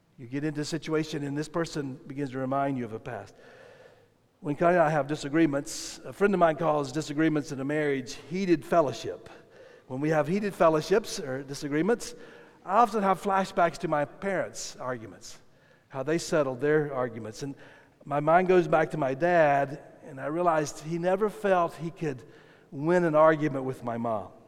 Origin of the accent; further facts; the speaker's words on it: South Carolina, United States; I grew up in South Carolina, and in South Carolina, there's only one way you cook chicken